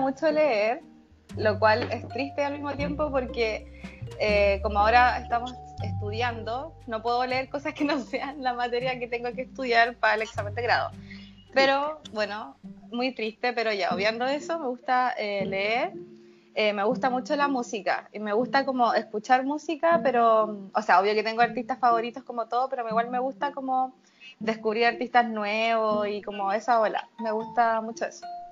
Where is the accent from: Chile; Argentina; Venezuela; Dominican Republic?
Chile; Algarrobo, Valparaíso; now in Viña del Mar, Chile; mi pueblo, en Algarrobo